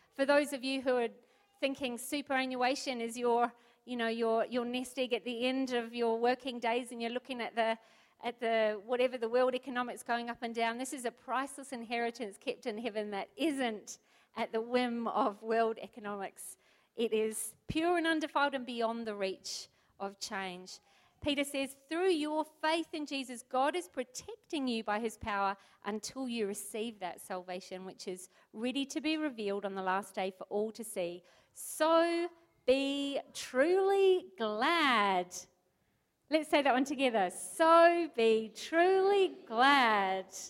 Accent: New Zealand; moved away as an adult; now in Port Lincoln, Australia; I'm from New Zealand

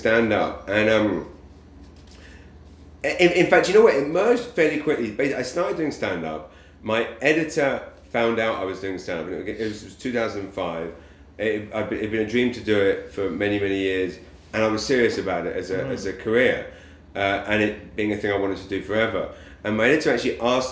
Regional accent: London, United Kingdom; moved away as an adult; now in Saint John, Canada

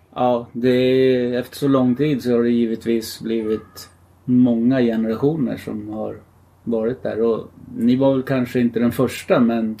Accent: Gävle, Gävleborg County, Sweden; also born or lived in Stockholm; jag flyttade till Gävle från Stockholm. Och började gå i skolan här

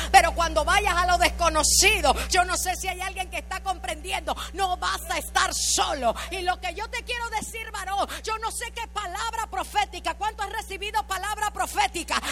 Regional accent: Panama; moved away; Yo soy panameña

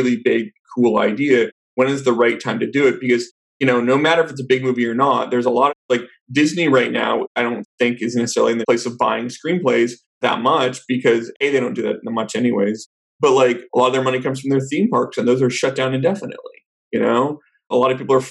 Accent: Vancouver, British Columbia, Canada; moved away as an adult; also born or lived in New York; now in Los Angeles, United States; I'm originally from Vancouver in Canada

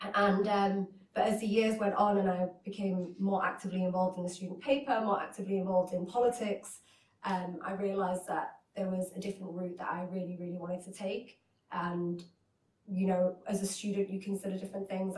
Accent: Hull, Yorkshire and the Humber, United Kingdom; also born or lived in Iraq; I was born in Iraq and my parents travelled to the United Kingdom to a city called Hull up north

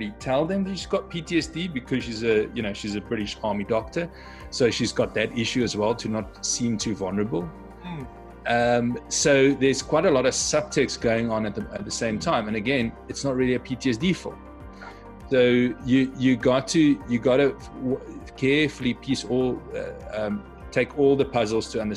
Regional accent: South Africa; moved away; I come from South Africa.

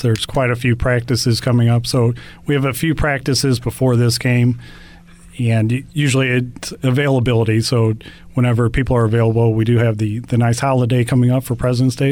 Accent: St. Louis, Missouri, United States; Growing up in St. Louis

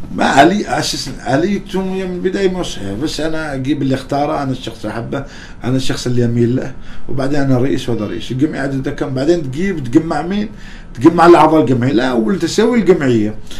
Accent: Oman

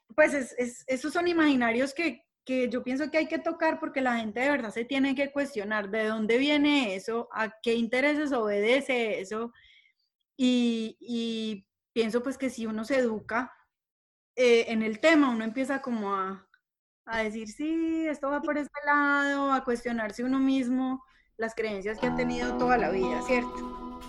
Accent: Colombia; todos somos colombianos

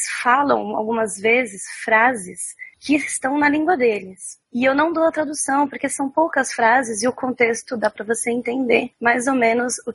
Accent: Santos, São Paulo, Brazil; porque eu sou santista, né? Moro aqui na praia.

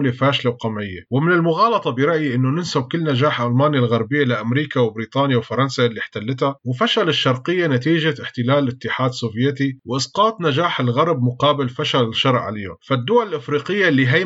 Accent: Syria; انفرض علينا كسوريين هالتجربة المريرة

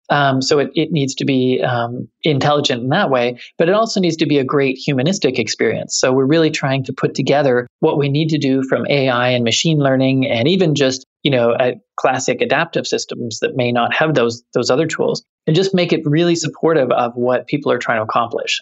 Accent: Canada; moved away; I'm Canadian

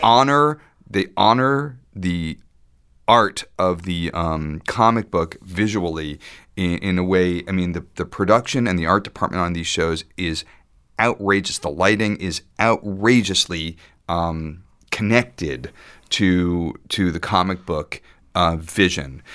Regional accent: Woodcliff Lake, New Jersey, United States; also born or lived in Ramsey, New Jersey; I grew up in Woodcliff Lake.

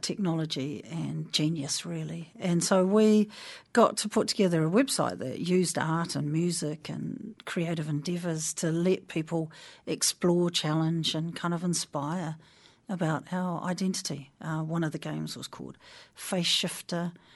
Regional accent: Waipukurau / Porangahau, Hawke's Bay, New Zealand; now in Wellington, New Zealand; born in Waipukera, uh, hospital, maternity home, gone

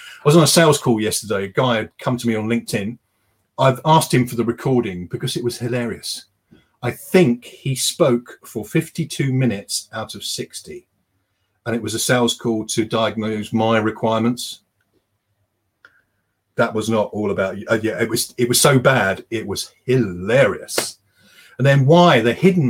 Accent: United Kingdom; we're British

